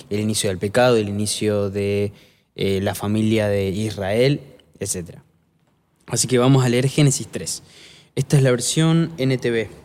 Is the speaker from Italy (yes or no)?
yes; Italy; Eso porque soy italiana, por eso.